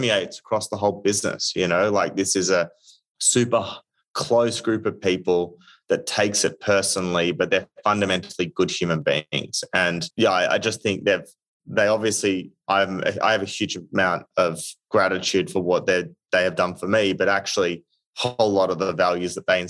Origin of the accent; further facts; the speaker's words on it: Australia; moved away as an adult; now in United States; being Australian